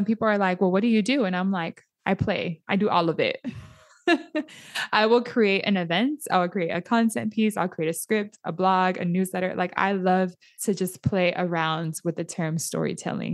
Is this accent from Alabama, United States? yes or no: no; San Diego, California, United States; my nieces and nephews growing up in Southeast San Diego or in the areas that we grew up